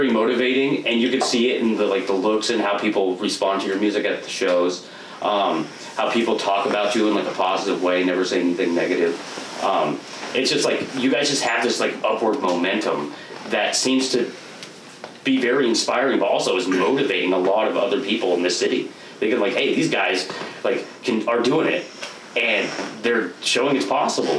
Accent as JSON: {"language": "English", "town": "Portland", "region": "Oregon", "country": "United States", "tie": "born or raised there", "moved": "as an adult", "lives_now": "Vancouver, United States", "said": "I grew up in Portland. I've only lived in Vancouver for, like, the last 8 years"}